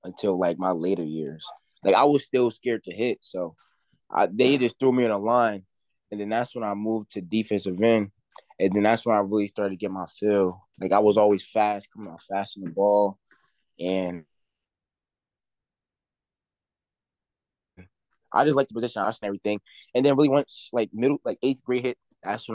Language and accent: English; New Jersey, United States; also born or lived in Union, New Jersey / Hillside, New Jersey; I'm from Jersey, and I used to play for a team in Union, New Jersey. And then my freshman year I had moved to Hillside